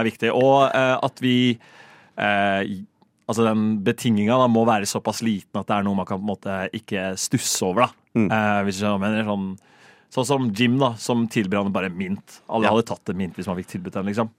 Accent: Rakkestad, Østfold, Norway; moved away as an adult; now in Oslo, Norway; hjemme i Rakstad ja. så bor jeg i et felt

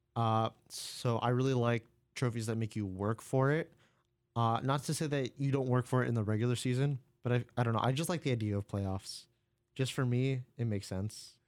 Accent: United States; first language English

